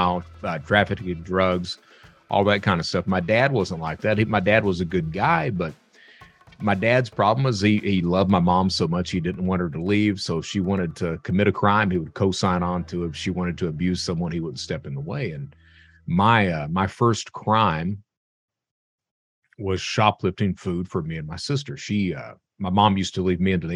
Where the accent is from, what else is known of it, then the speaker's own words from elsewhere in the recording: Eastern Kentucky, United States; I'm from Eastern Kentucky, and Eastern Kentucky is one of these areas